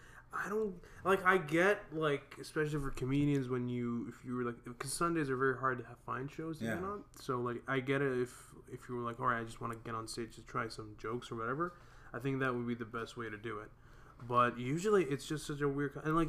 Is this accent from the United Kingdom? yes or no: no; Hamilton, Ontario, Canada; So, I mean, me and Joe, we're comics from Hamilton.